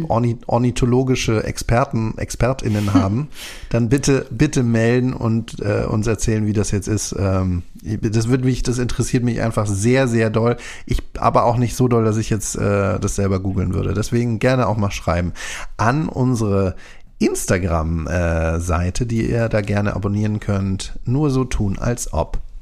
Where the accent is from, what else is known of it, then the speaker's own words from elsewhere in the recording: Berlin, Germany; ich bin ja da im Norden von Berlin aufgewachsen